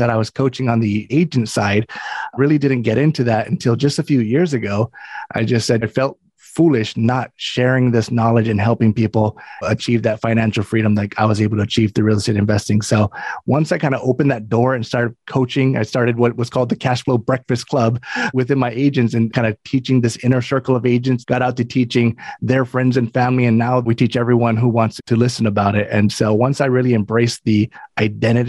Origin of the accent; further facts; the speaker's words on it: Hawaii, United States; moved away; I'm from Hawaii, originally born and raised in Hawaii, started my investing career out there.